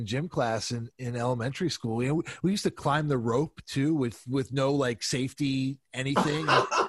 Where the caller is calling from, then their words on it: Portland, Oregon, United States; I'm calling from Portland, Oregon, where I'm the only one apparently who's not under a foot of snow.